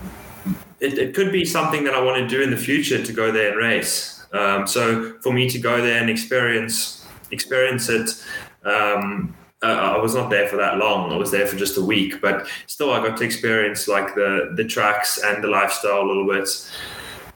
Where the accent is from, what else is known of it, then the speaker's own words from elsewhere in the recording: South Africa; moved away; growing up in South Africa